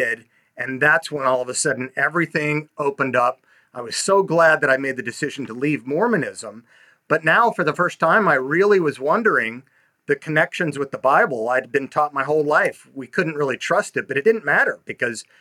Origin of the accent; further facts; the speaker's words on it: Utah, United States; growing up in Utah